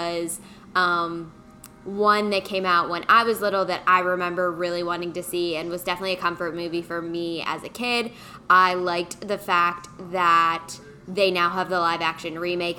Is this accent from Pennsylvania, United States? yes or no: yes; Pittsburgh, Pennsylvania, United States; moved away; I'm from Pittsburgh originally